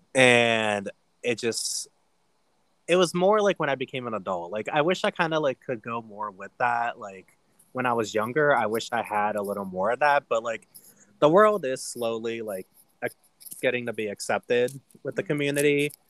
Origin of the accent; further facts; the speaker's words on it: Ohio, United States; moved away as an adult; I grew up in Ohio